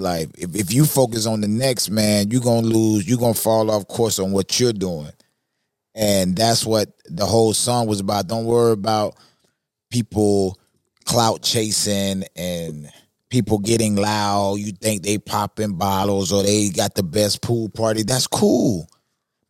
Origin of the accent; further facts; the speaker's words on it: Florida, United States; I'm from Florida. Southern guy, man.